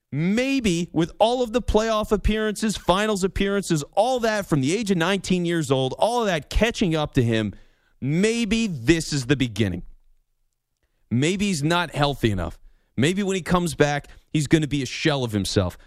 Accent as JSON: {"language": "English", "town": "Philadelphia", "region": "Pennsylvania", "country": "United States", "tie": "born or raised there", "said": "I was lucky enough to do it in my hometown, so I was doing shows in Philly"}